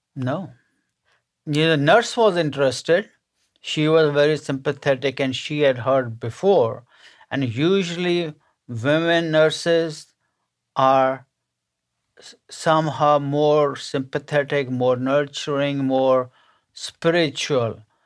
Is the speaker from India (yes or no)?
yes; India; moved away as an adult; now in United States; I was born and raised in India to a middle-class family